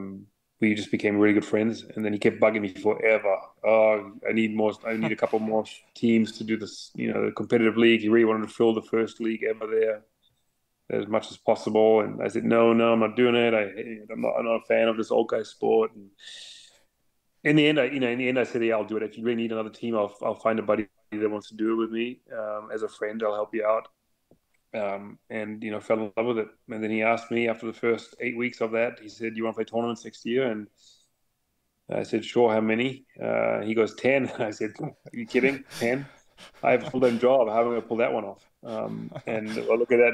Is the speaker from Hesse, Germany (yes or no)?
no; Munich, Bavaria, Germany; moved away as an adult; now in United States; I was born and raised in Munich in Germany.